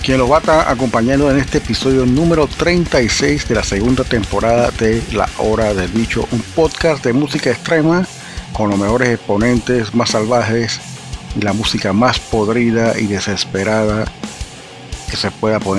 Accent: Panama; Nosotros no tenemos un acento definido. Eh, a mí me encuentran acento costeño, colombiano, me encuentran acento peruano. Tengo familia en Perú. Este, y bueno, y otros acentos que son más del trópico, del Caribe. Y es una distinción bastante propia del panameño.

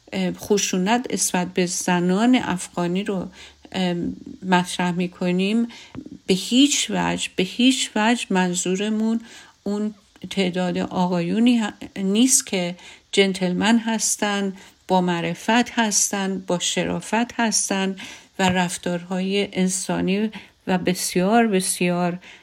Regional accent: Iran; من از ایرانم

